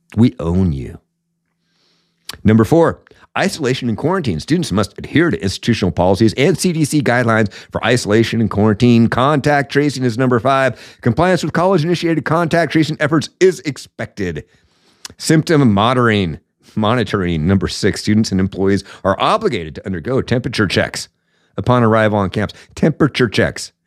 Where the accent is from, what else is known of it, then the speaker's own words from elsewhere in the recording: Washington, United States; I'm from Washington